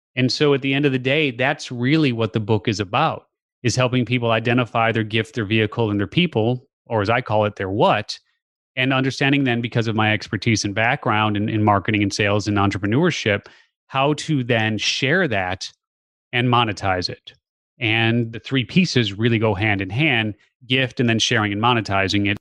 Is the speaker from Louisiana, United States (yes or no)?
no; Chicago, Illinois, United States; born and raised in the Chicago area